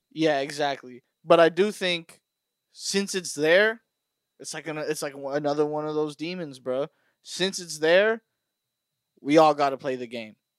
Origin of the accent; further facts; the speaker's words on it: Burbank, California, United States; I know everybody in Burbank